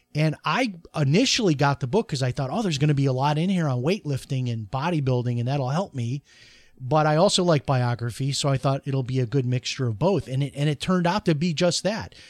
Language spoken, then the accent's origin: English; Chicago, Illinois, United States; when I grew up in Chicago